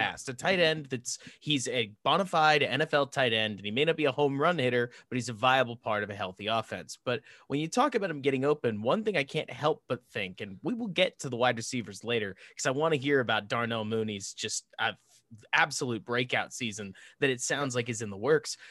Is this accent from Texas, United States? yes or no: yes; Dallas, Texas, United States; I grew up in Dallas